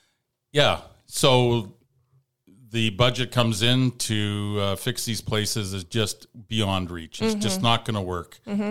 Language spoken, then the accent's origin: English; Ralston, Alberta, Canada; I grew up in Ralston.